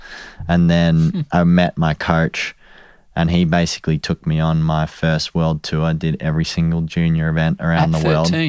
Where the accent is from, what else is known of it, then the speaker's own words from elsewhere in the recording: Warrandyte, Victoria, Australia; Yeah, so I grew up in Warrandyte, so out a little bit out of the city.